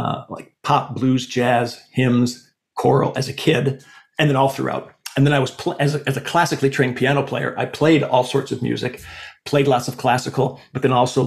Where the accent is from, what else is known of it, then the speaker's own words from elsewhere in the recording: Sioux Falls, South Dakota, United States; growing up in Sioux Falls, South Dakota, it's not necessarily a hotbed of compositional activity